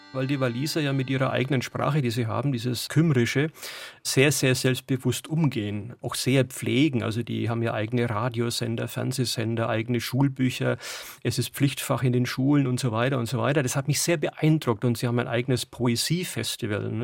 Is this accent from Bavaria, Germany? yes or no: yes; Aischgrund, Middle Franconia, Bavaria, Germany; accent: Franconian; first language Franconian dialect; also born or lived in Wales; Ich bin halt aufgewachsen im Dialekt als Familiensprache